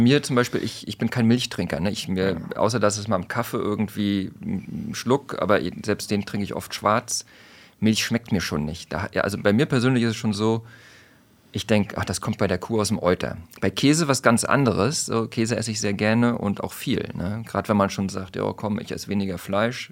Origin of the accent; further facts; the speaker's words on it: Mecklenburg-Vorpommern, Germany; ich bin ja aus MacPom